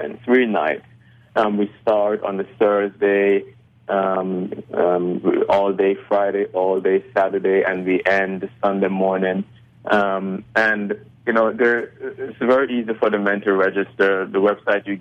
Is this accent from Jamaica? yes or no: yes; Jamaica; I was born in Jamaica